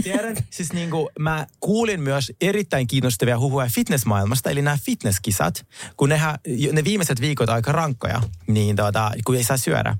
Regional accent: Finland; also born or lived in Russia; Olen kyllä kasvanut Suomessa

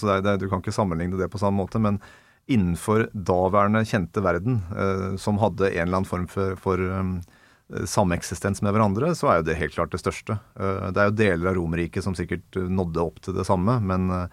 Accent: Ringerike, Buskerud, Norway; Vegård skole i hjembygda mi, Åsa innerst i Steinsfjorden eh, på Ringerike

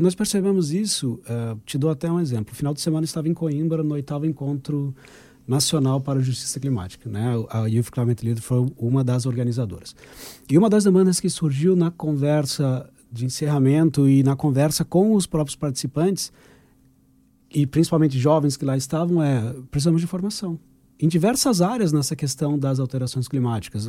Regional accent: Brazil; now in Portugal; Eu sou um brasileiro que vem fazer uma ONG em Portugal

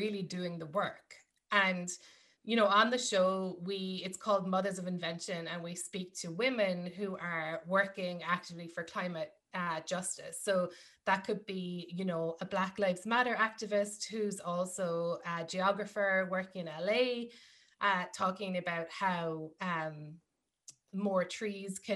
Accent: Ireland; moved away as an adult; now in New York, United States; growing up in Ireland, yes, there are things like I'm from a farming family

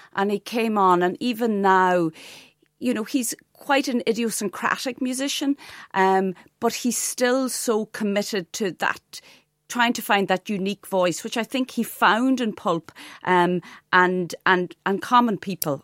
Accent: Donegal, Ulster, Ireland; also born or lived in Ardara; a young teenager growing up in Donegal

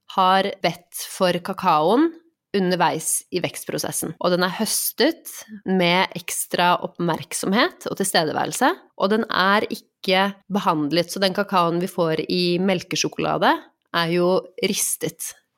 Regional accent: Norway; jeg vokste opp i Norge med eh, Vi har gått i kirken på julaften

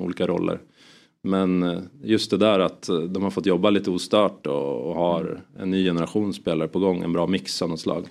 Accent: Sundsvall, Västernorrland County, Sweden; jag kommer från Sundsvall

